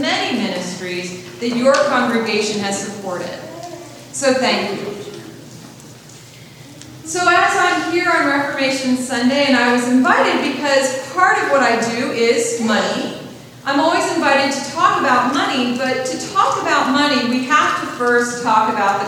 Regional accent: Central Pennsylvania, United States; I grew up here in Central Pennsylvania

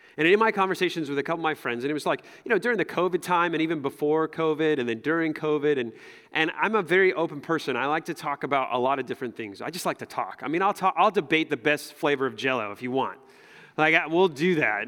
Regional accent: United States; as an American, as American Christians

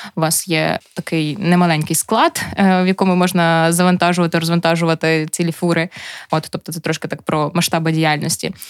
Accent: Chervonohrad, Lviv Oblast, Ukraine; я з Червонограда

